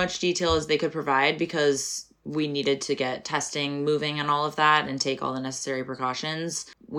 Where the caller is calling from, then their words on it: New York City, New York, United States; Pronouns they, he, and I'm calling from Brooklyn, New York.